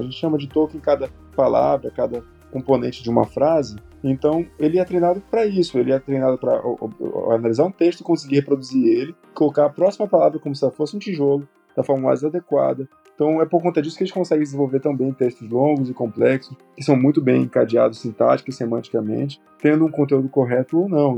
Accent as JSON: {"language": "Portuguese", "town": "Santarém", "region": "Pará", "country": "Brazil", "tie": "born or raised there", "moved": "as an adult", "said": "Eu sou natural do estado do Pará, então, na minha cidade, no caso Santarém, não existia graduação em engenharia"}